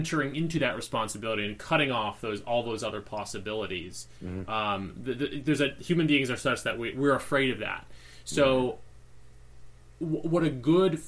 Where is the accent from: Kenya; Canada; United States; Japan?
United States; Syracuse, New York; moved away as an adult; now in Los Angeles, United States; I grew up on the East Coast. I was born in Syracuse, New York